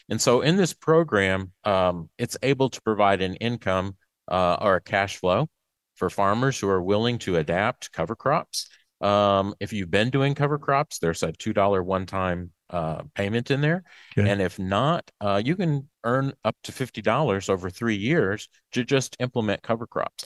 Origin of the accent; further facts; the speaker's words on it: Macon, Mississippi, United States; I'm from Macon, Mississippi, okay. uh, East Central